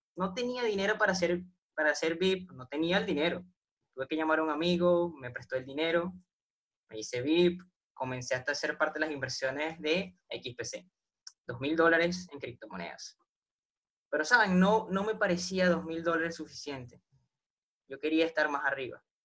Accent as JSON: {"language": "Spanish", "country": "Venezuela", "said": "yo soy de Venezuela. Acá en Venezuela tuvimos por lo menos marzo sin luz"}